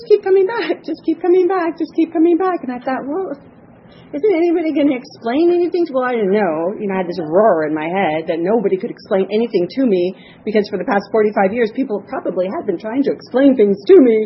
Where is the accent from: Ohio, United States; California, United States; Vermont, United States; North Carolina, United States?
California, United States; San Fernando Valley; I'm from the San Fernando Valley.